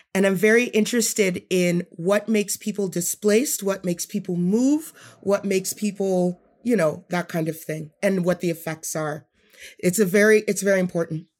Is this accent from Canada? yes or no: yes; Edmonton, Alberta, Canada; I grew up in Edmonton